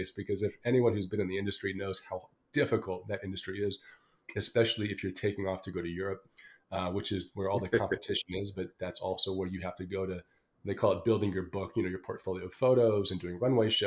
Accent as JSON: {"language": "English", "town": "Los Angeles", "region": "California", "country": "United States", "tie": "born or raised there", "also_born_or_lived": "London", "moved": "as an adult", "said": "I was born and raised in Los Angeles, California"}